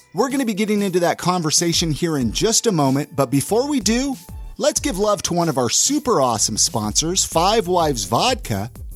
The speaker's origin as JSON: {"language": "English", "town": "Ventura", "region": "California", "country": "United States", "tie": "born or raised there", "moved": "yes", "lives_now": "Utah, United States", "said": "I grew up down in Ventura"}